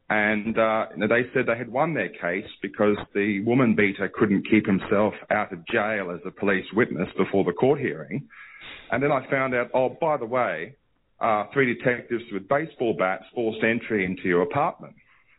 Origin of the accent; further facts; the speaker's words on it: Australia; moved away as an adult; also born or lived in Leichhardt, Sydney; now in Hong Kong; I'm not a refugee to Australia. I'm a refugee from Australia on UNHCR letterhead in Hong Kong